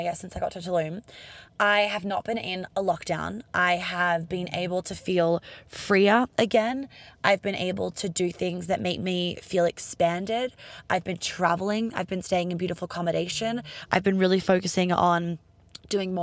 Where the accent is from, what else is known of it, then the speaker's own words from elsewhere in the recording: Australia; moved away; also born or lived in London / New York; I'm Australian